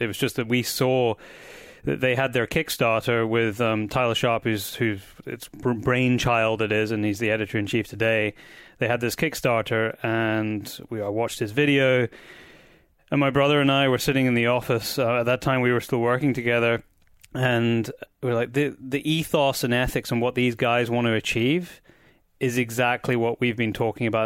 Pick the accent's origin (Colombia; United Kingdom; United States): United Kingdom; Scotland; I am back in my home country of Scotland